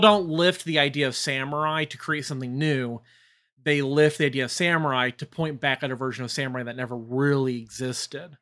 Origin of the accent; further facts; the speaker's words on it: United States; we rebelled against them as Americans